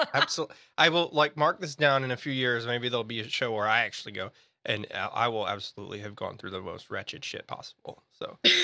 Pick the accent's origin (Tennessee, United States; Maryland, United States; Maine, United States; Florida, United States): Tennessee, United States; Memphis; my hometown, Memphis, Tennessee